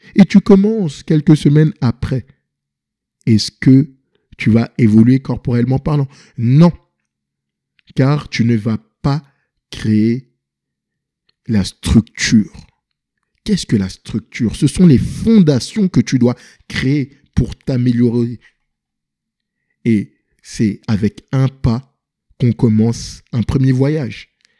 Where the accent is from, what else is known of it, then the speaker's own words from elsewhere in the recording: Paris, Île-de-France, France; also born or lived in Senegal (ancestry); now in Montreal, Canada; Je viens de Paris et j'habite ici à Montréal, au Québec